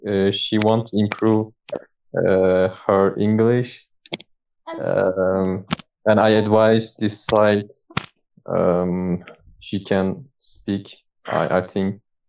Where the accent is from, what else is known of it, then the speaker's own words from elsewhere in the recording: Turkey; English is a second language; I'm from Turkey. I'm living in Denizli.